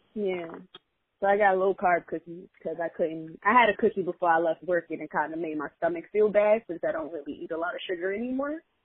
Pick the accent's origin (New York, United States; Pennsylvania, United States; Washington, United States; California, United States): New York, United States; New York City; as a New Yorker